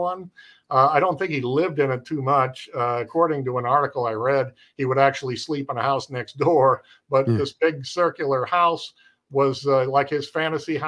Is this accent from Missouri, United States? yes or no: yes; Cape Girardeau, Missouri, United States; I'm from Cape Girardeau, Missouri